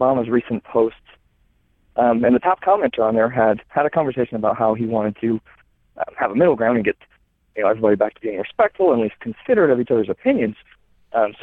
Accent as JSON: {"language": "English", "region": "South Carolina", "country": "United States", "said": "from South Carolina"}